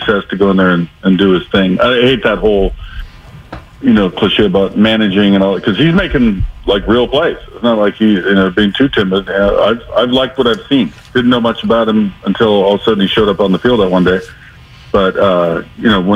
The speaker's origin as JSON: {"language": "English", "town": "Seattle", "region": "Washington", "country": "United States", "said": "I'm from Seattle, rooting for my home team"}